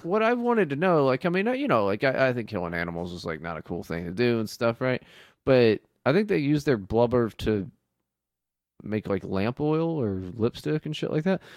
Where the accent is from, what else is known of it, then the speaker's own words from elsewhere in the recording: West Virginia, United States; when I was growing up in West Virginia